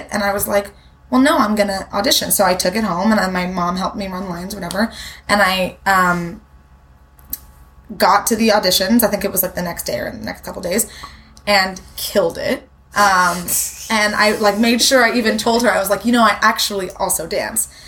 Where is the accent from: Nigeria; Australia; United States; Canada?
Canada; Toronto, Ontario; I grew up in Toronto. I've always lived in in Toronto